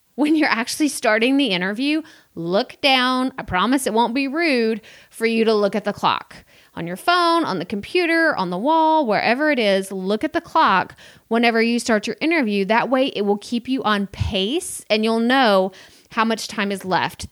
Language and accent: English; Texas, United States; me growing up in Texas, being in the South